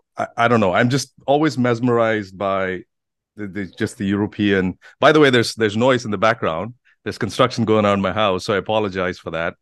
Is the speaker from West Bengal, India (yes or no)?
no; Bangalore, Karnataka, India; now in United States; coming from India, there's there's all sorts of challenges growing up. And, you know, I come from a big city as Bangalore